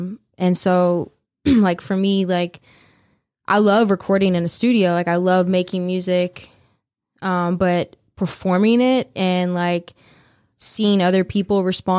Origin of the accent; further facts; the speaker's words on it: New Orleans, Louisiana, United States; Well, I'm originally from New Orleans. So the Hudat is, you know, from New Orleans.